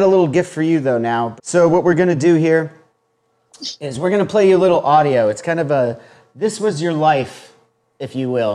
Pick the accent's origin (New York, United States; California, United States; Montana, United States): California, United States; Huntington Beach; my hometown